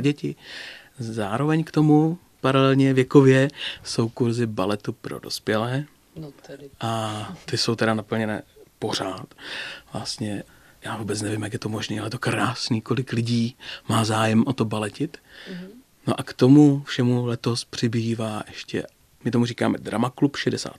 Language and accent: Czech; Ostrava, Moravian-Silesian Region, Czechia; also born or lived in Brno; now in České Budějovice, Czechia; Já jsem Ostravák